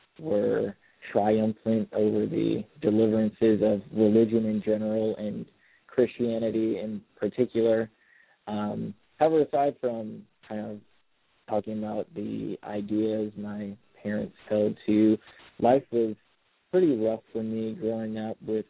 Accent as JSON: {"language": "English", "town": "Miami", "region": "Florida", "country": "United States", "tie": "born or raised there", "moved": "yes", "lives_now": "South Bend, United States", "said": "I was raised in Miami, Florida, in a single-parent household"}